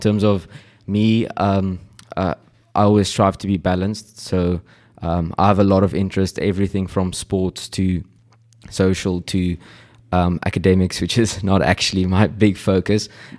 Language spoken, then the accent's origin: English; Stellenbosch, Western Cape, South Africa; I grew up in Stellenbosch. I went to Stellenbosch Primary School, went to Paul Rose Gymnasium, and then came to Eendracht.